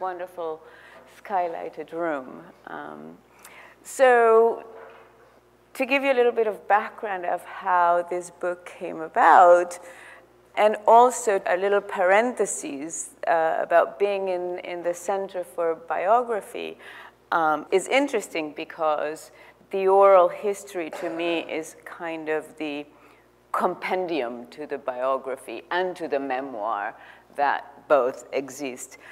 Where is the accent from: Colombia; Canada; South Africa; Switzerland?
Colombia; Barranquilla, Atlántico; I'm, I'm also from Barranquilla